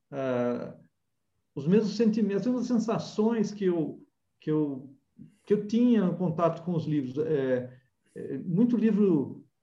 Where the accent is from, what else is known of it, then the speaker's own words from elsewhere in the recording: Amparo, São Paulo, Brazil; Na verdade, eu sou paulistano. Ah, é? São Paulo. É, ah, é, mas você se criou em Amparo